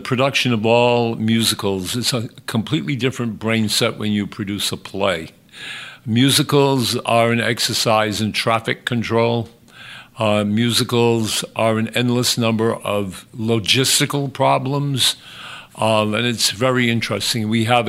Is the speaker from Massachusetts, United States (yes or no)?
yes; Westport, Massachusetts, United States; also born or lived in Fall River; The first one is I was born in Fall River. My parents moved us immediately to Westport. I was raised in the town of Westport. I went to Westport schools